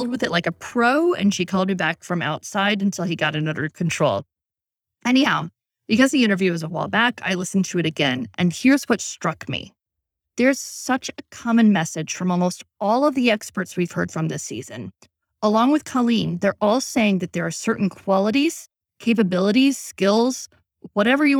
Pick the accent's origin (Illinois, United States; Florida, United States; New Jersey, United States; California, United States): Illinois, United States; Chicago; I grew up in Chicago in the city where I was taking the number 6 Jeffrey Express bus with friends, even in elementary school